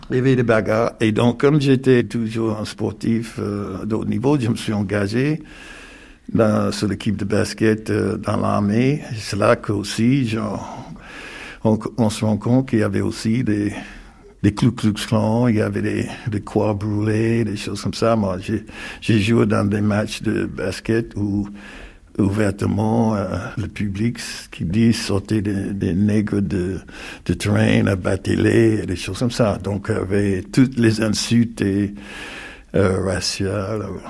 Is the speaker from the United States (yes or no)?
yes; Greensboro, North Carolina, United States; French is a second language; moved away as an adult; now in Caen, France; je suis né aux États-Unis dans un ville qui s'appelle Greensboro en Caroline du Nord. Donc j'ai grandi dans la ségrégation raciale